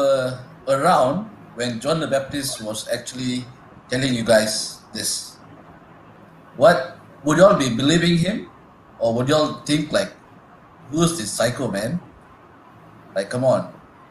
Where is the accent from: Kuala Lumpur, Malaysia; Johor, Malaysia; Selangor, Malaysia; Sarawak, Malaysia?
Selangor, Malaysia; Klang; I think I come from Klang.